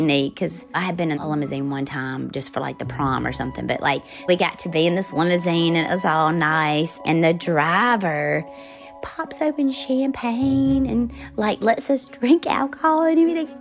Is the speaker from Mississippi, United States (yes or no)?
yes; Forest, Mississippi, United States; moved away as an adult; I grew up in Forest, Mississippi, and I lived on the same street as a major chicken plant